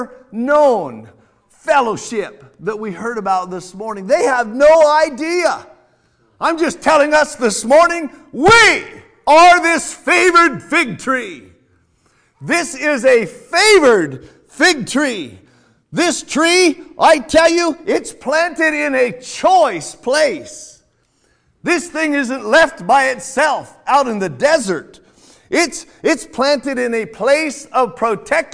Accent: California, United States; now in Iowa, United States; I'm from California

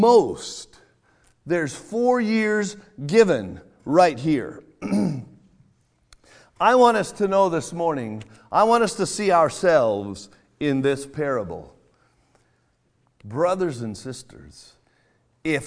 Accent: California, United States; now in Iowa, United States; I'm from California

